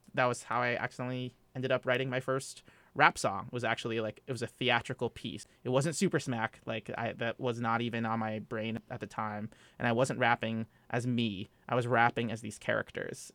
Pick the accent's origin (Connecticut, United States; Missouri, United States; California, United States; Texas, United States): California, United States; Los Angeles; moved away as an adult; also born or lived in Phoenix, Arizona / Washington, D.C.; now in New York, United States; I was born in Phoenix, Arizona, and I grew up and was raised in the suburbs of L A, in Southern California